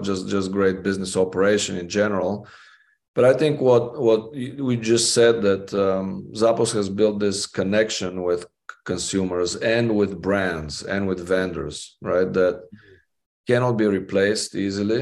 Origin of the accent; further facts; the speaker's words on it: Bulgaria; moved away as an adult; now in Las Vegas, United States; growing up in Bulgaria and then coming to the United States to study psychology